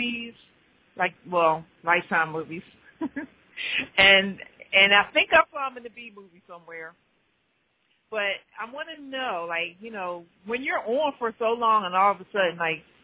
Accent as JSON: {"language": "English", "town": "Philadelphia", "region": "Pennsylvania", "country": "United States", "tie": "born or raised there", "said": "I'm from Philly, born and raised"}